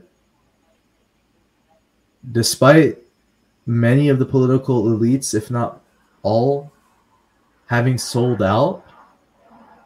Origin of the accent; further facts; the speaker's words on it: Afghanistan; moved away; we're from Afghanistan, but living abroad.